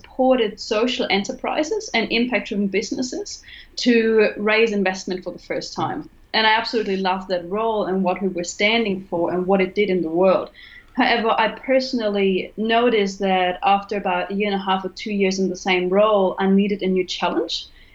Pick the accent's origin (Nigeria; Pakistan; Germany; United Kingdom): Germany; English is a second language; moved away as an adult; also born or lived in Cuba; I'm originally from Germany. You may have noticed it on the accent